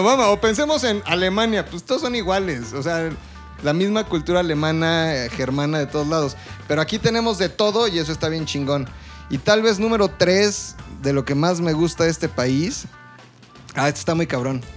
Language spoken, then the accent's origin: Spanish; Mexico; siendo mexicanos